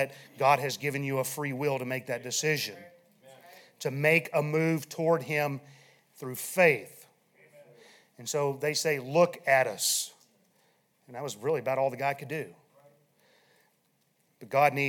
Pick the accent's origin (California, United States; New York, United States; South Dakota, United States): South Dakota, United States; moved away; I'm from South Dakota